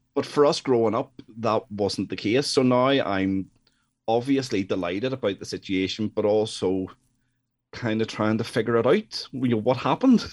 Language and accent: English; Northern Ireland, United Kingdom; I'm from Northern Ireland.